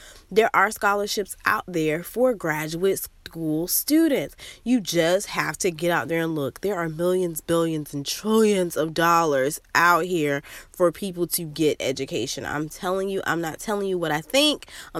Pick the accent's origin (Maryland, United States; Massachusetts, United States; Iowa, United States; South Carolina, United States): South Carolina, United States; now in South Florida, United States; I'm from South Carolina and I moved to South Florida for graduate school.